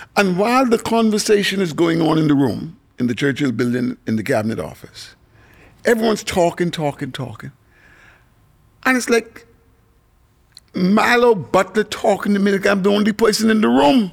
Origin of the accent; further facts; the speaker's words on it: Nassau, New Providence, Bahamas; I grew up in Ross Corner